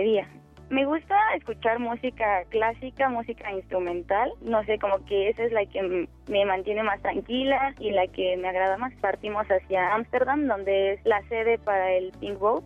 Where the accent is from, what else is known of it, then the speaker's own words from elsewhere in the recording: Mexico City, Mexico; Yo nací aquí en la Ciudad de México, en el Hospital Troncoso, el 31 de mayo de 1998